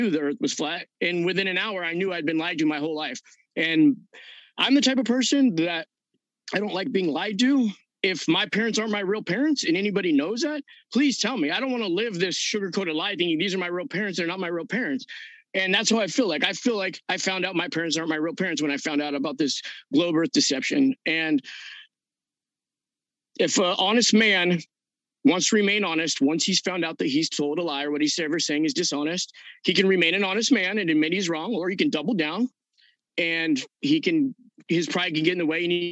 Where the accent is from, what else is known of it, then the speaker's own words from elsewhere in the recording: Southern California, United States; I'm from Southern California